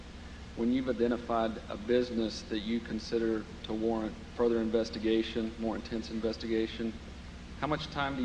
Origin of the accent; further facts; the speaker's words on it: Dallas, Texas, United States; I'm from Dallas, Texas.